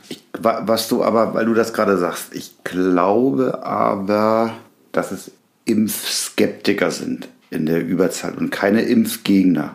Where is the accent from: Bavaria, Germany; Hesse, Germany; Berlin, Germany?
Berlin, Germany; moved away; in Berlin, in meiner alten Heimat